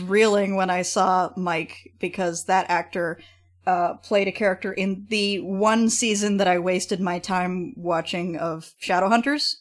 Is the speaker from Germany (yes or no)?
no; Edmonton, Alberta, Canada; my hometown, Edmonton